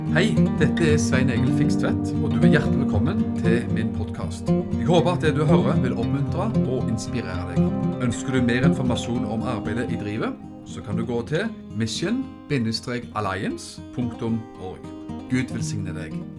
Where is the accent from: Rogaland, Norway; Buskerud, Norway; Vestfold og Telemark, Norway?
Rogaland, Norway; Stavanger; moved away as an adult; also born or lived in Kvinesdal / Arendal; now in Froland, Norway; Født og oppvokst i Stavanger